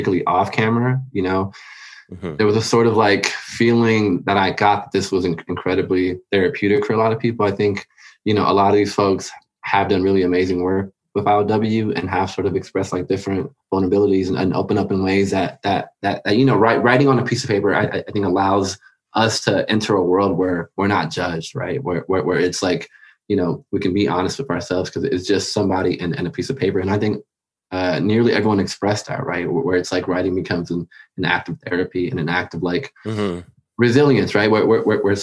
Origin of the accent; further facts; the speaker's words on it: Los Angeles, California, United States; a lot of the experiences I had growing up in LA.